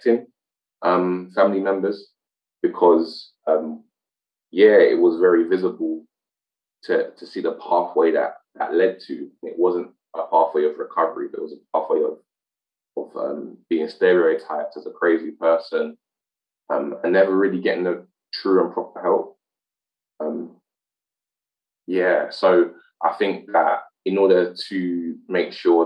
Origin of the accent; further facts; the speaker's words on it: United Kingdom; I was born here, but my mum and grandmother were both born in Jamaica